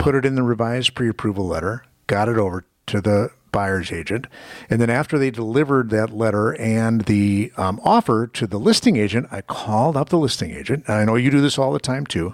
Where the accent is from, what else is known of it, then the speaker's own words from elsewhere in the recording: Muskego, Wisconsin, United States; a property in Muskego, my hometown